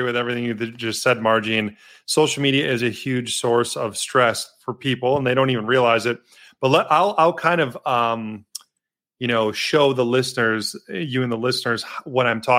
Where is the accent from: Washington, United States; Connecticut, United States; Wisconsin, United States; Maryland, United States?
Wisconsin, United States; Milwaukee; also born or lived in Madison, Wisconsin; I'm Wisconsin native, born and raised in Milwaukee